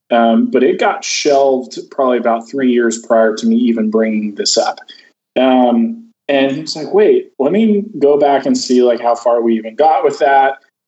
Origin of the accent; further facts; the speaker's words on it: the South, United States; Growing up in the South, I did a lot of traveling with barbecue.